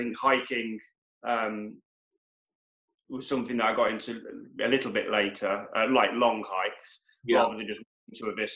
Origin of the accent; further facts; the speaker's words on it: Wales, United Kingdom; born there; I was born in North Wales, so we always used to go there and go to Snowdonia.